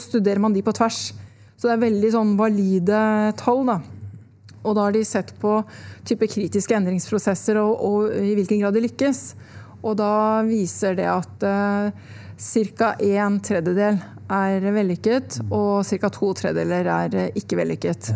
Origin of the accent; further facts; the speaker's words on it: Son, Akershus, Norway; Jeg vokste opp i Son utafor Oslo